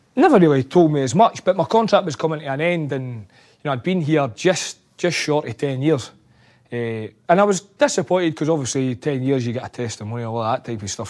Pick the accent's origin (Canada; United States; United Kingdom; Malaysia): United Kingdom; Scotland; Being a Scotsman